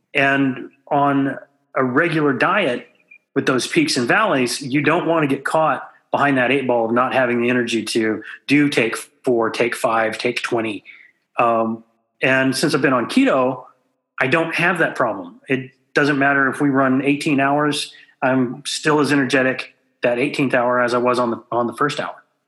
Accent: Southwest Texas, United States; I grew up in Southwest Texas where beef was just a staple

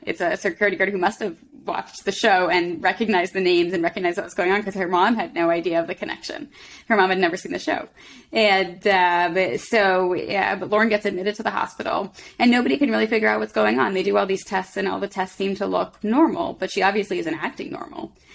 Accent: Boston, Massachusetts, United States; moved away as an adult; now in Philadelphia, United States; I grew up in Boston, and then I came to, to Philly for medical school

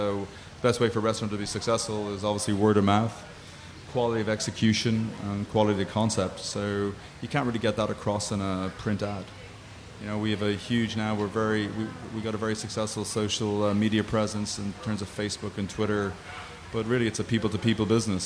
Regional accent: Galway, Connacht, Ireland; now in Chicago, United States; I grew up in Galway on the West Coast of Ireland

